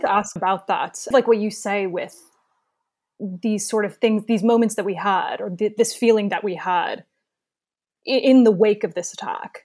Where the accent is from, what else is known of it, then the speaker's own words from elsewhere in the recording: Dayton, Ohio, United States; moved away as an adult; I grew up in Dayton, Ohio, but my mom is from Park Ridge